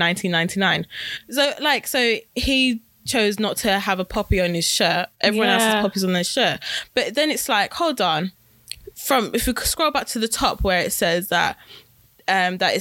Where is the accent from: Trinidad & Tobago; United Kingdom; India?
United Kingdom; we are British